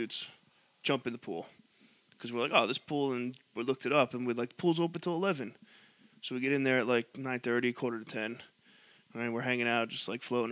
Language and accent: English; New York, United States; We're like, oh, from New York